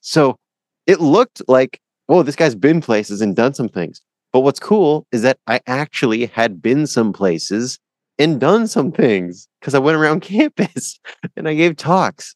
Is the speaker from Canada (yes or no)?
yes; Canada; I'm from Canada